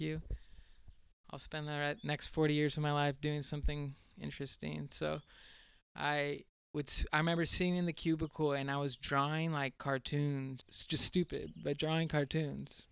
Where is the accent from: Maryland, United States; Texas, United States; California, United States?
California, United States; San Diego; I'm from San Diego, California